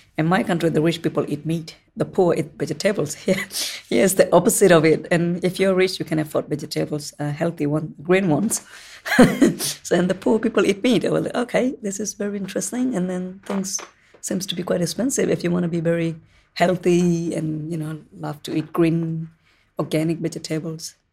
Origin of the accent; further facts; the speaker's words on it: Rohingya, Rakhine State, Myanmar; now in New Zealand; I am from Rohingya ethnic background.